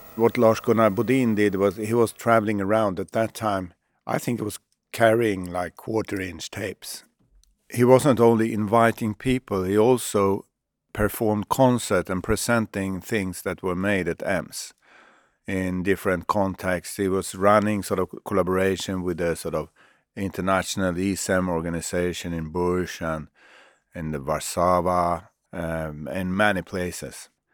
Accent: Sweden

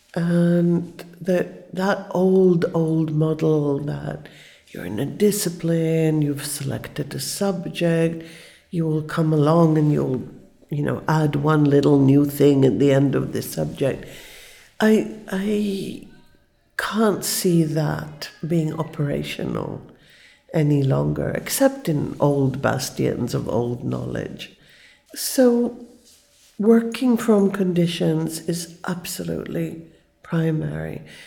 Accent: Israel; I was born in Israel. It was a very new country. Everything was invented

